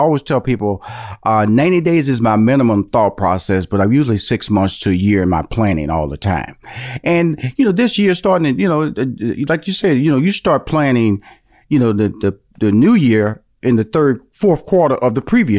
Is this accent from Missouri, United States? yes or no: no; Houston, Texas, United States; I came from Fifth Ward, which is an inner city, and my parents upgraded a little bit, moved to like a bigger version of the inner city.